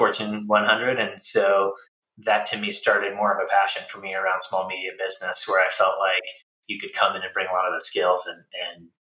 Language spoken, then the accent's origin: English; San Francisco Bay Area, California, United States; I'm from the San Francisco Bay Area and kind of moved up and down the peninsula a few times